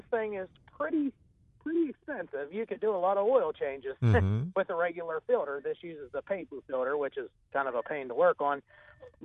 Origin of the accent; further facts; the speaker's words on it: Fairmont, West Virginia, United States; I'm from Fairmont, West Virginia, a little ways away